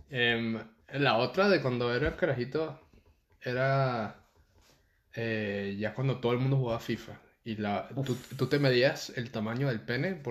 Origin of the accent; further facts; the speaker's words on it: Venezuela; now in Panama; cuando yo me mudé de Venezuela a Panamá, yo me hice, tipo, de mis mejores panas que hice en Panamá